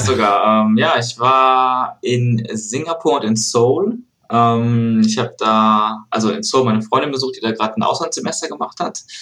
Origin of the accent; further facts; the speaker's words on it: Aachen, North Rhine-Westphalia, Germany; now in Cologne, Germany; ich bin gerade in Aachen, mhm. ähm, mhm. in meiner Heimatstadt, ja. Eigentlich wohne ich in Köln